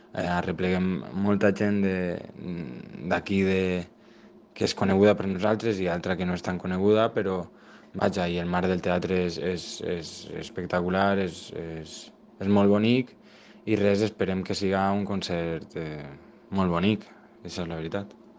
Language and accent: Catalan; Monòver, Valencian Community, Spain; jo sóc de Monove